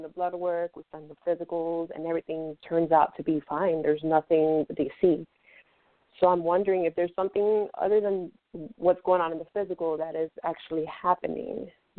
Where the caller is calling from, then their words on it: Fort Lauderdale, Florida, United States; I'm calling from Fort Lauderdale, Florida.